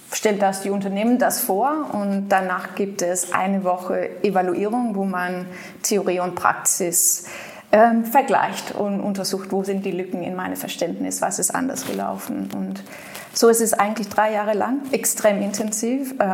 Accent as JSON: {"language": "German", "town": "Aarhus", "region": "Central Denmark Region", "country": "Denmark", "tie": "born or raised there", "second_language": "German", "said": "ich bin in Aarhus groß geworden"}